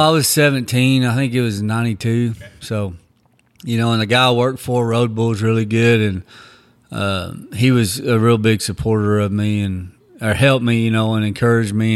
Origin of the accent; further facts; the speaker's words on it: Texas, United States; also born or lived in Oklahoma; I actually grew up in Texas. I was born in Oklahoma, and then we left when I was young and grew up in Texas